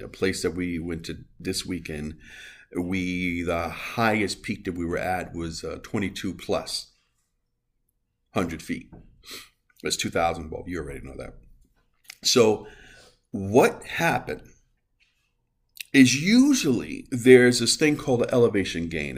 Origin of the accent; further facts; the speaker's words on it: New York City, New York, United States; I am from the Bronx. I am from New York